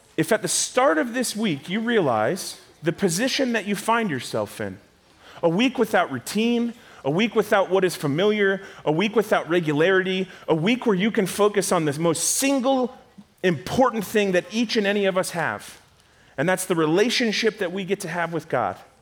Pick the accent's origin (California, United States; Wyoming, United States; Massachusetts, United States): California, United States; Rancho Cucamonga; I am from Southern California, a little town called Rancho Cucamonga.